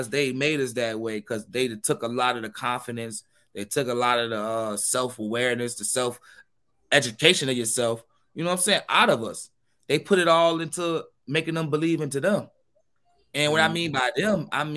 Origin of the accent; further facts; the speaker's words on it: New York City, New York, United States; I'm from Queens